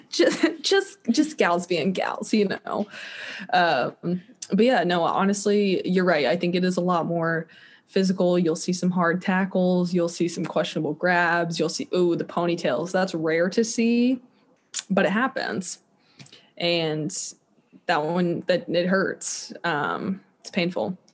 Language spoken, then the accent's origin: English; Kansas City, Missouri, United States; moved away; I want to be in Kansas City. Just it's my hometown